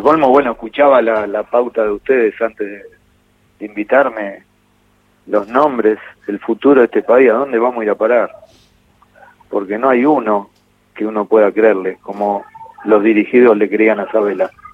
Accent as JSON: {"language": "Spanish", "country": "Argentina", "said": "somos los argentinos"}